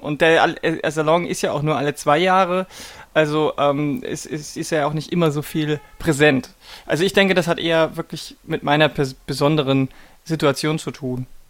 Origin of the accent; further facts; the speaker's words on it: Lower Bavaria, Germany; now in Berlin, Germany; Ich bin in Bayern aufgewachsen